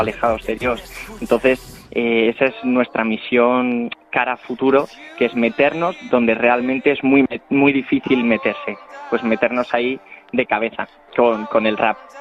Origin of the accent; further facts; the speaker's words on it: Spain; yo me siento orgulloso de, ser español